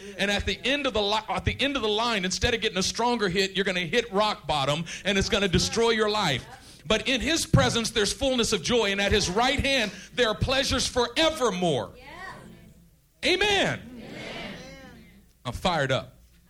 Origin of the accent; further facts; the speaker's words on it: Oakland, California, United States; growing up in East Oakland?